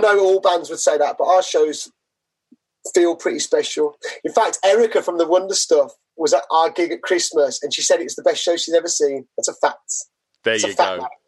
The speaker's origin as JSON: {"language": "English", "town": "Manchester", "region": "North West England", "country": "United Kingdom", "said": "from Manchester"}